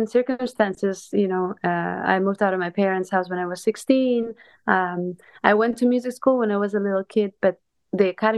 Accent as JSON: {"language": "English", "area": "a small city south of Barcelona", "region": "Catalonia", "country": "Spain", "tie": "born or raised there", "moved": "yes", "said": "I'm originally from Spain. I grew up in a small city in the south of Barcelona."}